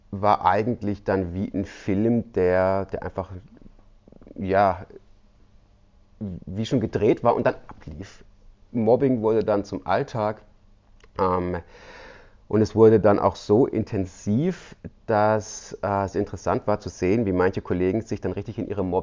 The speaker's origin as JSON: {"language": "German", "region": "Baden-Württemberg", "country": "Germany", "said": "Ich komme aus dem Südschwarzwald und ja, das ist noch so ein bisschen ländlicher"}